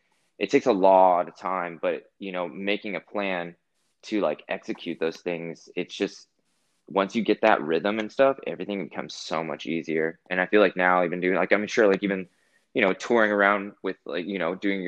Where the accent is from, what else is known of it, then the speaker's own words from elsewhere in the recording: California, United States; now in Los Angeles, United States; I'm originally from Northern California. I moved to Los Angeles about 10 years ago.